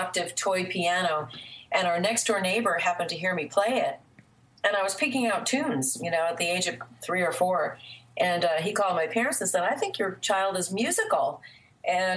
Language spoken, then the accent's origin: English; Vermont, United States; now in Atlanta, United States; I was born in Vermont